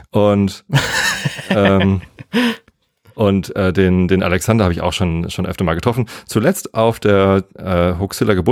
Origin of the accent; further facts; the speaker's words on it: Germany; also born or lived in Hamburg; Und ich bin in Hamburg geboren. Ich bin südlich von Hamburg aufgewachsen und habe dann in Hamburg studiert und jetzt wohne ich wieder südlich von Hamburg. Also ich bin ein absolutes Landei, der totale normalo Spießer-Typ, äh, wohnt hier auf dem Dorf im Speckgürtel von der Stadt